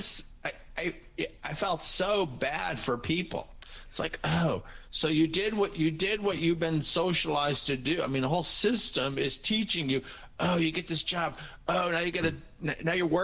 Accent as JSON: {"language": "English", "country": "United States", "tie": "born or raised there", "said": "I grew up in the United States"}